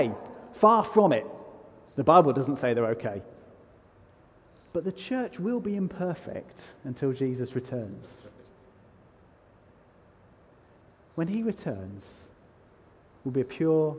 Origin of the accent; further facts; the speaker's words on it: United Kingdom; I'm so British